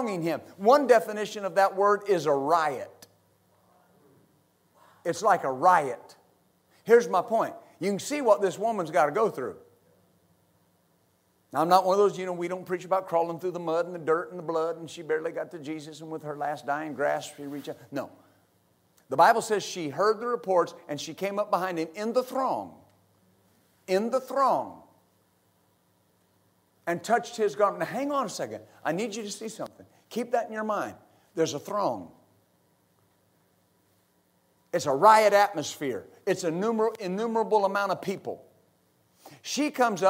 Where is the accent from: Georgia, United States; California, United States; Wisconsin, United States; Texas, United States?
Texas, United States; West; I grew up in West Texas